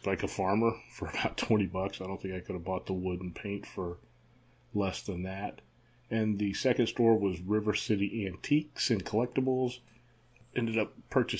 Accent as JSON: {"language": "English", "town": "Atlanta", "region": "Georgia", "country": "United States", "tie": "born or raised there", "moved": "yes", "lives_now": "Florida, United States", "said": "my hometown news station, WSB-TV in Atlanta"}